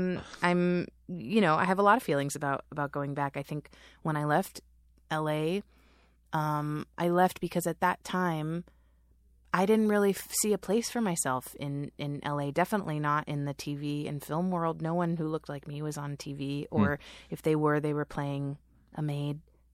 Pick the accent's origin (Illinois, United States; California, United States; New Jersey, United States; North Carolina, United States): California, United States; Norwalk; moved away as an adult; now in New York, United States; I grew up in Norwalk.